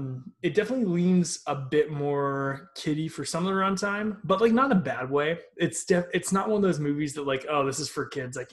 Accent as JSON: {"language": "English", "country": "United States", "said": "we're, if you can't tell, Americans."}